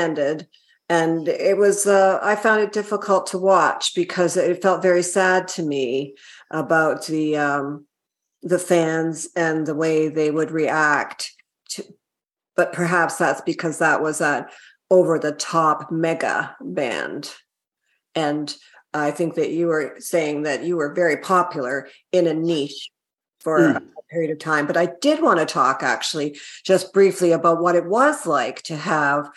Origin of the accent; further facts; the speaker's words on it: Nova Scotia, Canada; I'm from Nova Scotia.